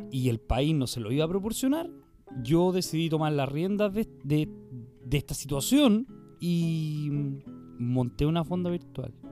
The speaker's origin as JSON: {"language": "Spanish", "country": "Chile", "said": "Esta weá no, la merecemos como chilenos, weón."}